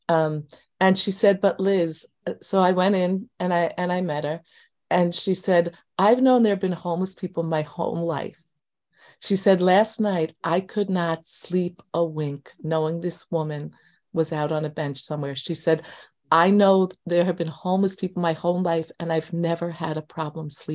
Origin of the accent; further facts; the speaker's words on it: New York City, New York, United States; now in Long Island, United States; I was born in Queens, lived in Queens most of my adult life. I now live on Long Island.